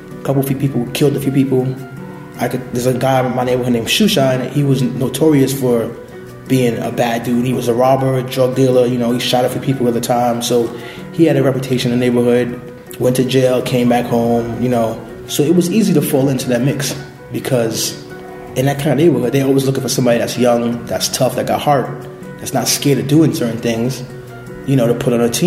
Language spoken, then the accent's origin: English; New York City, New York, United States; I was born and raised in Brooklyn, in the Bushwick, East New York section of Brooklyn